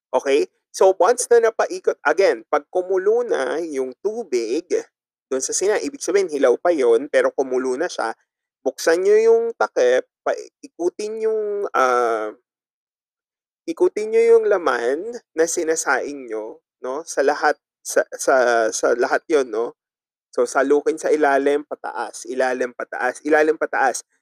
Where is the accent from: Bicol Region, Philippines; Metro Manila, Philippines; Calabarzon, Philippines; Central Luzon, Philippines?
Bicol Region, Philippines; Ticao Island; sa probinsya namin sa Tikau Island